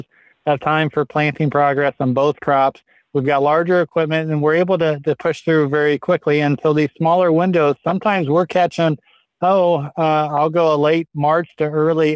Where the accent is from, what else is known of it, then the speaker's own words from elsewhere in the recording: Midwest, United States; I grew up in the Midwest